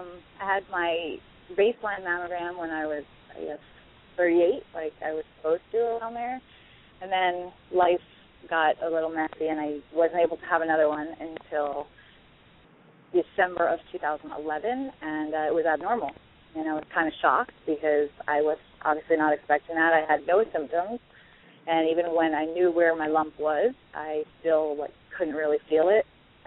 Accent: New York, United States; born there; As close to one as you can get. I was born in New York, but I moved here when I was 7, so I'm pretty much almost native.

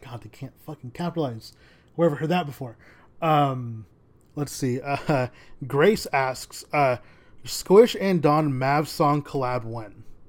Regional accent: United States; being American, but also having a Mexican heritage

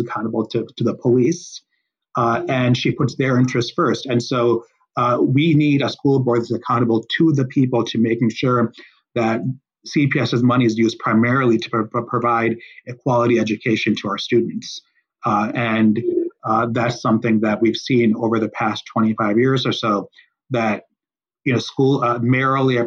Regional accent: Chicago, Illinois, United States; I grew up in Chicago, in West Rogers Park, come from a working

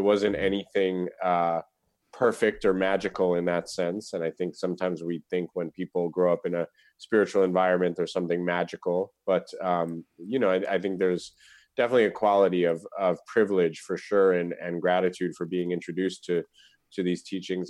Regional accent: New York City, New York, United States; also born or lived in Vermont; we moved back to New York City, where my father was from and where my mother lived. So, sort of growing up in New York City as a, as a Buddhist kid

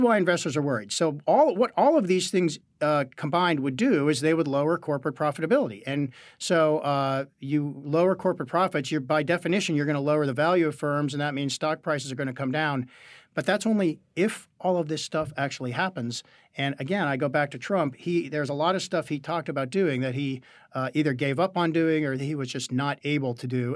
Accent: Western Pennsylvania, United States; I'm from Western Pennsylvania

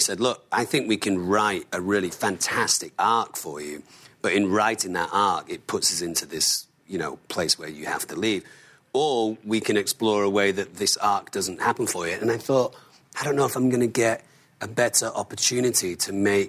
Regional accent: Manchester, North West England, United Kingdom; And I mean, I'm from Manchester.

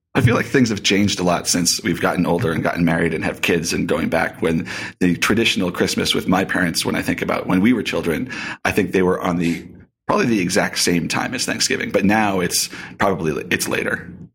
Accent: Boston, Massachusetts, United States; now in Colorado, United States; Raised in Boston

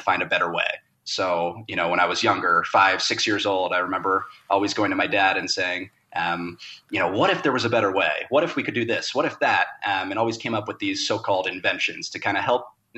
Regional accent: Cincinnati, Ohio, United States; also born or lived in Los Angeles; now in Denver, United States; I grew up, born and raised in Cincinnati

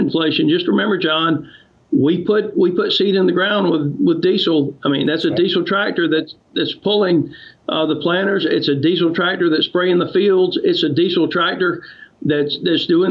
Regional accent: United States; as an American

